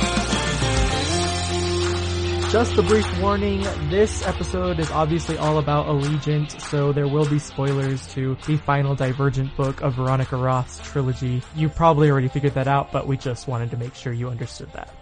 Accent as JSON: {"language": "English", "region": "Arizona", "country": "United States", "tie": "born or raised there", "moved": "yes", "lives_now": "Utah, United States", "said": "I grew up in Arizona, and I was back home just like a month or so ago"}